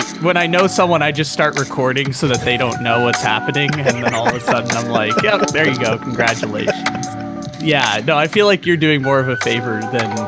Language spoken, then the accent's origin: English; San Diego, California, United States; now in Sacramento, United States; I grew up in San Diego